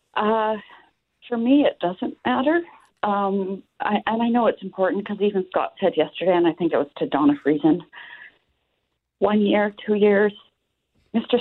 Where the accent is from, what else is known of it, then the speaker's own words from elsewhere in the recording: Moose Jaw, Saskatchewan, Canada; I'm from Moose Jaw